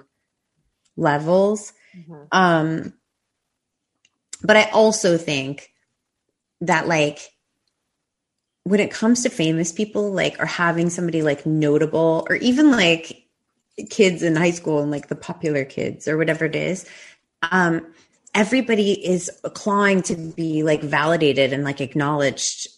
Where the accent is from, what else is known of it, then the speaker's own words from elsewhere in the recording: New York, United States; moved away as an adult; also born or lived in Los Angeles; I grew up in New York, and then I lived in LA for like all of my 20s.